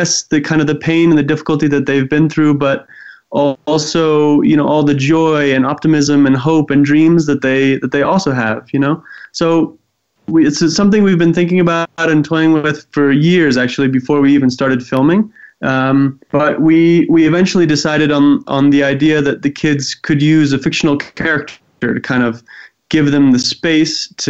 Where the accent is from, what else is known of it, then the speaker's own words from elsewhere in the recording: Eswatini; I grew up in Swaziland, now actually called Eswatini